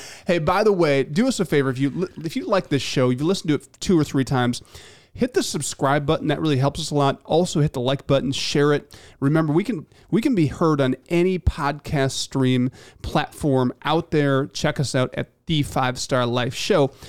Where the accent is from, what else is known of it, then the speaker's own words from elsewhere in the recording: Michigan, United States; I grew up in Michigan